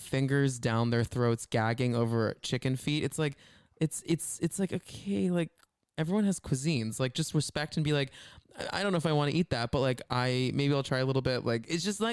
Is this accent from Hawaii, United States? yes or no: no; Dallas, Texas, United States; we're from Dallas, the two of us